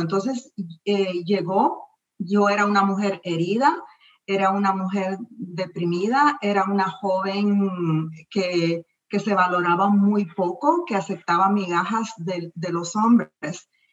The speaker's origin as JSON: {"language": "Spanish", "country": "El Salvador", "tie": "born or raised there", "also_born_or_lived": "Miami, United States", "moved": "as an adult", "lives_now": "United States", "said": "mi país, El Salvador"}